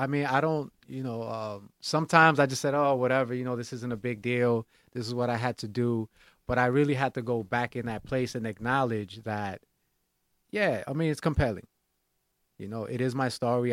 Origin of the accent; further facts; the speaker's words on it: New York City, New York, United States; growing up in Washington Heights, uh, being a private school kid and going to law school